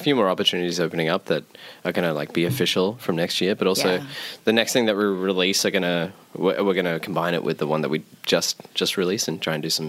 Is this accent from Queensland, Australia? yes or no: no; Wollongong, New South Wales, Australia; moved away; I'm originally from Wollongong